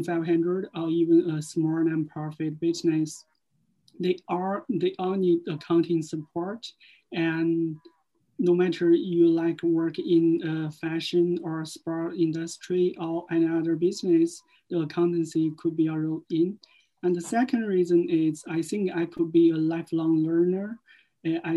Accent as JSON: {"language": "English", "country": "China", "moved": "as an adult", "lives_now": "Cork, Ireland", "said": "I'm from China. I have been in Ireland for more than 4 years"}